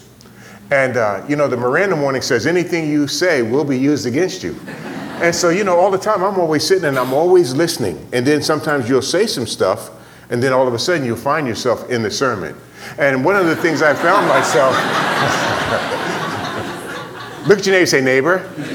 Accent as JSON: {"language": "English", "town": "New York City", "region": "New York", "country": "United States", "tie": "born or raised there", "said": "I was born and raised in New York City"}